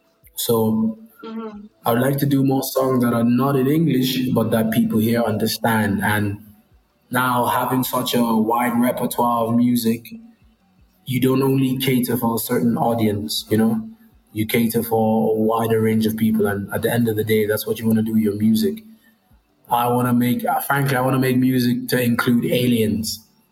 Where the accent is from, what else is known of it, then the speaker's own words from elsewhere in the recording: Nigeria; If you wanted me to sing a Nigerian song, I can. I'm Nigerian, you know?